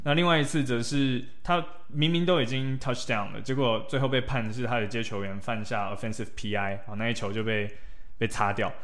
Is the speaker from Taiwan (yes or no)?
yes; Taiwan; moved away; 我们台湾人到了美国，我们同样也是少数族裔